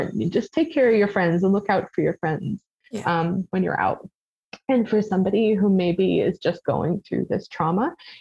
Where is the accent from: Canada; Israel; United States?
Canada; St. John's, Newfoundland and Labrador; also born or lived in Bonavista; I grew up in St. John's. I've lived in the city almost my entire life, minus that small blip in Bonavista.